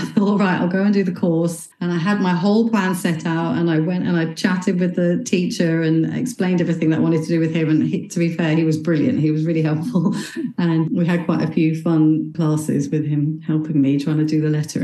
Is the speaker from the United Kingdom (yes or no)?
yes; England, United Kingdom; moved away as an adult; also born or lived in Dubai; now in Belfast, United Kingdom; I'm actually originally from England. I moved over here in 2005, so I've lived here for quite a while.